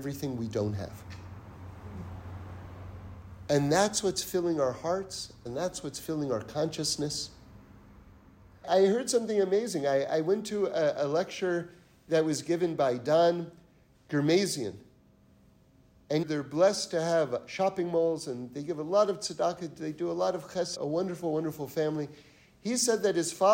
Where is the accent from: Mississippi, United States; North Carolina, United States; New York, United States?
New York, United States; New York City; now in California, United States; I grew up in New York City